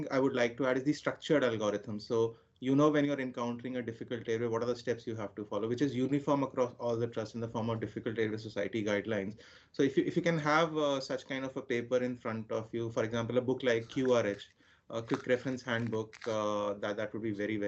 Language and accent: English; India; moved away as an adult; also born or lived in Milton Keynes; now in United Kingdom; In India, we have a training program